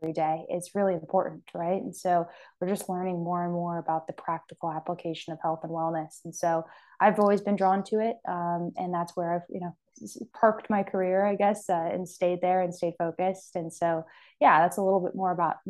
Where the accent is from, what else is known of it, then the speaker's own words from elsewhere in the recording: Sacramento, California, United States; I'm born and raised in California and I'm from Sacramento originally